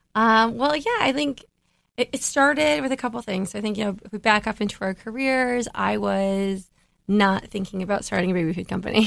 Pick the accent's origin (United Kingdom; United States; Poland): United States; Midwest; I grew up in the Midwest